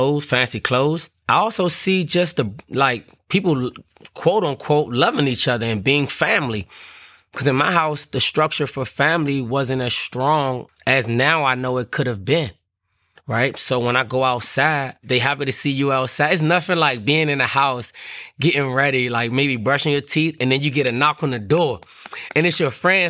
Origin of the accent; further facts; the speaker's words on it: Washington, District of Columbia, United States; growing up in Washington, D.C., the neighborhood, it was called Paradise